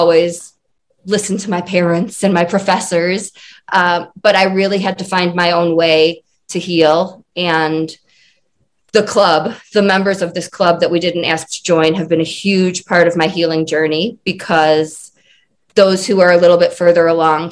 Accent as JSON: {"language": "English", "region": "Michigan", "country": "United States", "moved": "as an adult", "lives_now": "Colorado, United States", "said": "I'm originally from Michigan, and now I live in Colorado."}